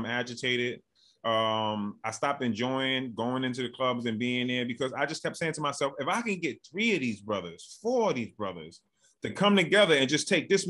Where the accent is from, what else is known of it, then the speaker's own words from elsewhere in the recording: New York City, New York, United States; also born or lived in Bronx, New York; born and raised in Brooklyn, New York.